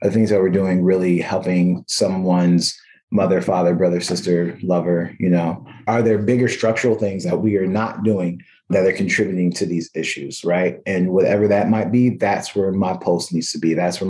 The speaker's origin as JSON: {"language": "English", "region": "California", "country": "United States", "lives_now": "Providence, United States", "said": "I make it very clear to everybody that I'm a Californian and I belong there."}